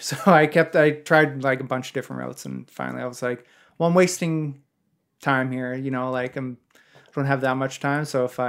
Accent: Canada; you're right, I'm just being super Canadian.

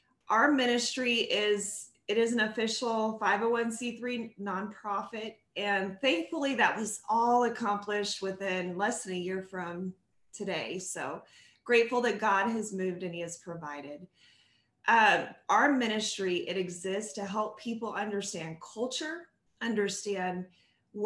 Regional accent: San Diego, California, United States; San Diego, California, where I grew up.

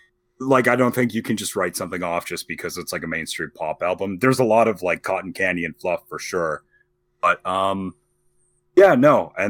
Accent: Ireland; I am Irish.

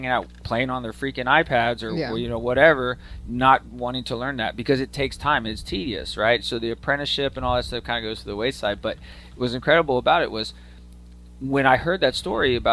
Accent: Austin, Texas, United States; I grew up in Austin

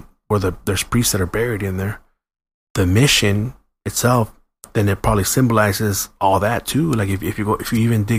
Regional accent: San Gabriel, California, United States; where'd you grow up? San Gabriel.

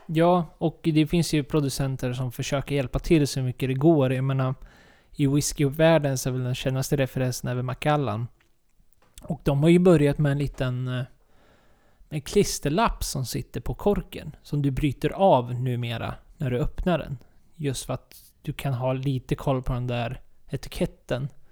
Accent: Sweden

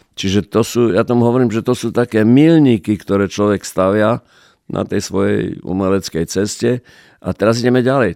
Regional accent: Prešov, Prešov Region, Slovakia; ja som z Prešova

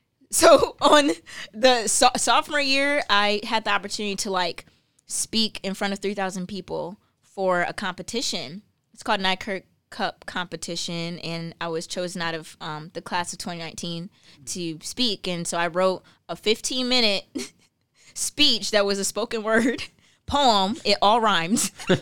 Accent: Bloomfield Hills, Michigan, United States; Bloomfield Hills.

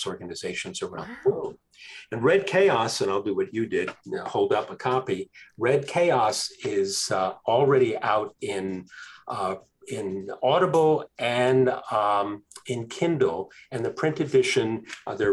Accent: Hudson, New York, United States; now in Los Angeles, United States; I'm from Hudson in Columbia County.

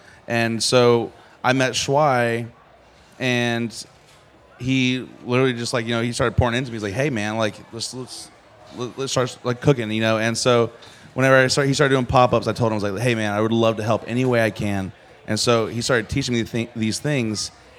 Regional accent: Midland, North Carolina, United States; this is not anything at all like what I grew up eating in Midland, North Carolina

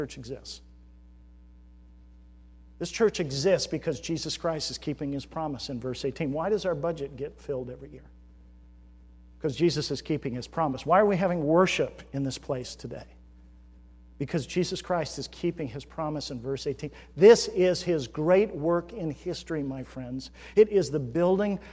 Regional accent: United States; we as Americans have been shaped by our culture

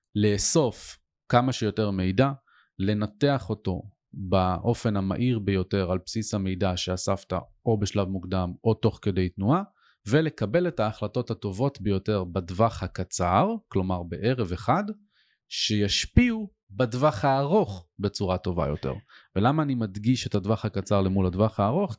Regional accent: Ness Ziona, Central District, Israel; גדלתי את רוב שנותיי בנס ציונה

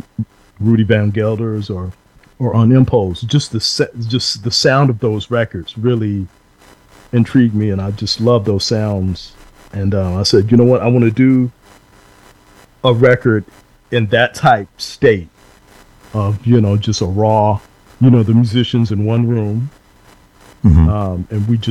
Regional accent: Dallas, Texas, United States; the neighborhood that we grew up in Dallas

